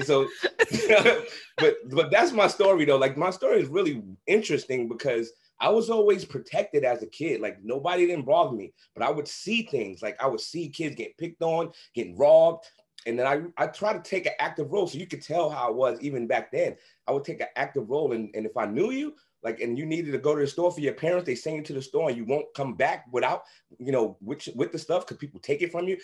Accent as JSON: {"language": "English", "town": "New York City", "region": "New York", "country": "United States", "tie": "born or raised there", "said": "I grew up in Brownsville, Brooklyn, the same crazy area that Mike Tyson is from"}